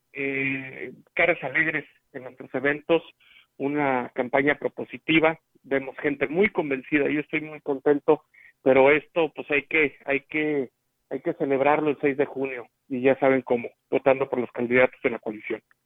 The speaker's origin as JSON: {"language": "Spanish", "town": "Huichihuayán", "region": "San Luis Potosí", "country": "Mexico", "said": "en Huichihuayán, en mi pueblo"}